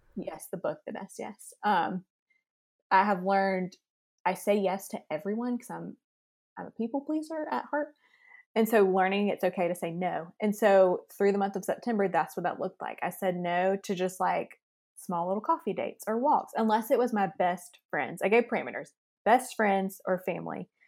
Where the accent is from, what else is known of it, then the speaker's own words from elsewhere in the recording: Lexington, South Carolina, United States; now in Greenville, United States; I live in Greenville, South Carolina. I'm from Lexington, South Carolina.